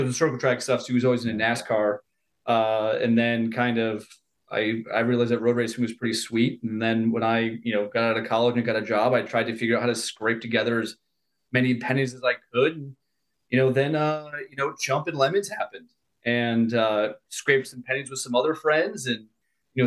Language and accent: English; Buffalo, New York, United States; I'm from Buffalo, New York, and anyone from the Western New York area might know of Lancaster Speedway